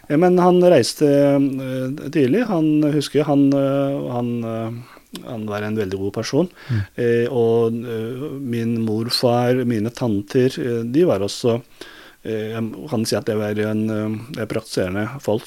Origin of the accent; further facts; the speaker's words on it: Turkey; Norwegian is a second language; now in Norway; Jeg er født i Tyrkia